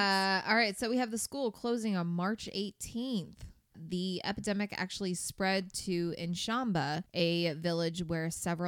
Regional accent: Indiana, United States; We are from Indiana.

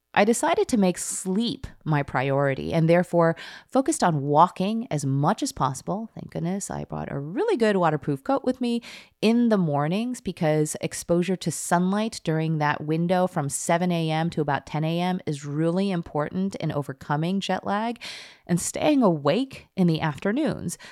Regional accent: Skokie, Illinois, United States; growing up in Skokie, Illinois

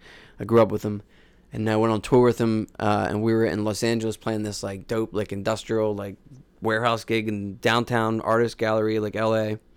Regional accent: Ulladulla, New South Wales, Australia; I was from Ulladulla, mate. He totally recognized that my accent was wrong

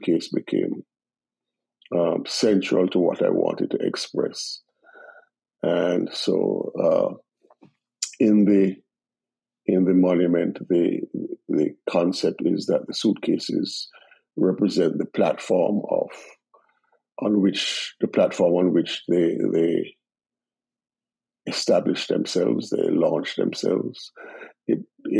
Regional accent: Jamaica; moved away as an adult; now in United States; the foundation I gained in Jamaica as a Jamaican

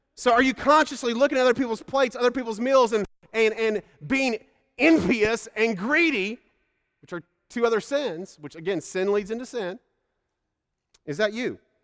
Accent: Indiana, United States; moved away; I grew up in Indiana, and that's a steak and potato place

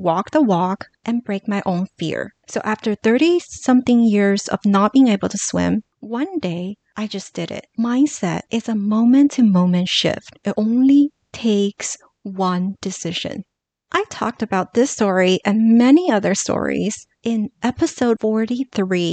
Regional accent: Los Angeles, California, United States; growing up in Los Angeles and being so close to Hollywood, when I was in middle school

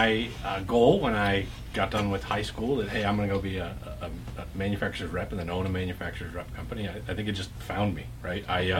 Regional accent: Mount Clemens, Michigan, United States; moved away; I was born and raised in Mount Clements.

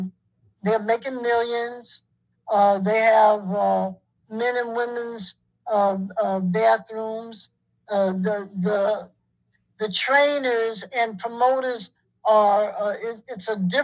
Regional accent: New York City, New York, United States; I'm from New York.

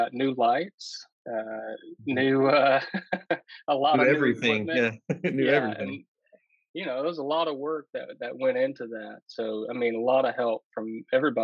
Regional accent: suburbs of Atlanta, Georgia, United States; moved away as an adult; now in LaFayette, United States; my hometown in the suburbs of Atlanta

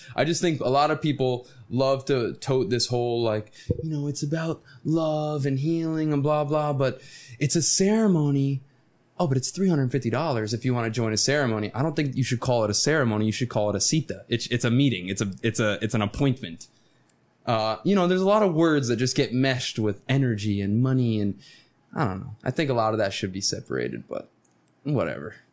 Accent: Stuart, Florida, United States; moved away; I grew up in Stuart, Florida, Martin County, Florida, which is a sailfish capital of the world

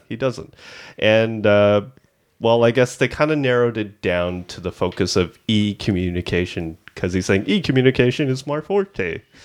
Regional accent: Markham, Ontario, Canada; we're from Markham, which is a part of the G T

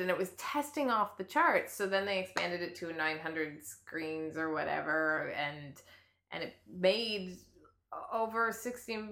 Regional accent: outside of Detroit, Michigan, United States; I grew up outside of Detroit

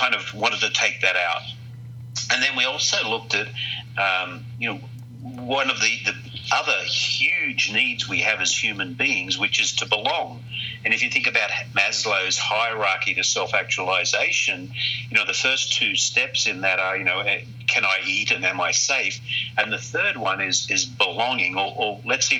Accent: Australia; moved away as an adult; I was very fortunate as I was growing up in Australia.

